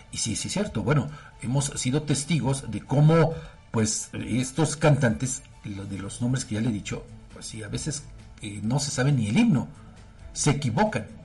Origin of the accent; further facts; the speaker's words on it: Mexico; porque como mexicanos, pues creo que todos tendríamos que sabernos, eh, no quizá el himno completo